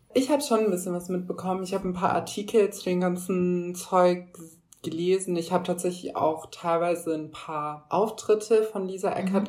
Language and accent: German; Germany; wir als Deutsche